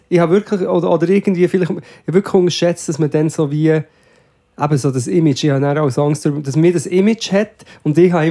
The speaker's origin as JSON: {"language": "German", "country": "Switzerland", "said": "ich schwöre, dass ich als Schweizer"}